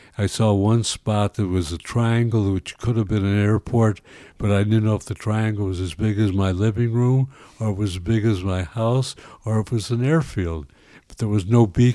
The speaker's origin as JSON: {"language": "English", "town": "Chicago", "region": "Illinois", "country": "United States", "tie": "born or raised there", "said": "My mother and father were both born in Chicago, and I was born in Chicago"}